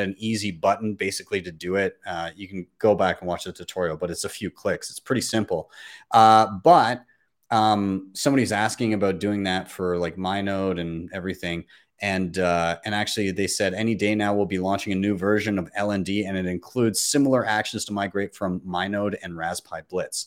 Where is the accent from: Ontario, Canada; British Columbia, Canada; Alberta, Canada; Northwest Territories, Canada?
Alberta, Canada; Calgary; my hometown of Calgary